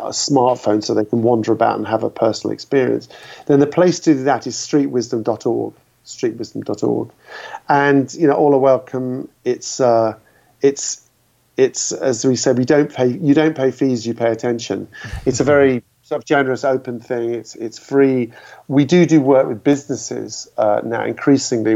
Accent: London, United Kingdom; as a Londoner

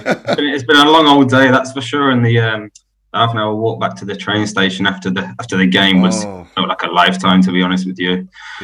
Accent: Birmingham, West Midlands, United Kingdom; I'm originally from Birmingham

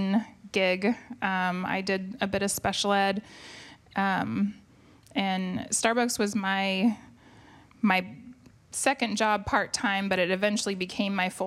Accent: Kent, Washington, United States; also born or lived in Seattle, Washington / California; I was born in Seattle and raised in Kent

